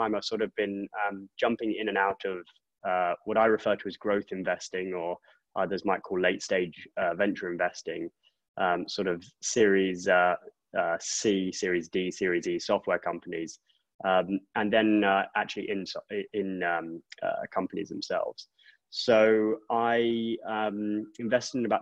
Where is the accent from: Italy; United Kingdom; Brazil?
United Kingdom; England; moved away as an adult; also born or lived in Oxford; now in United States; I grew up in England. I don't hide that too well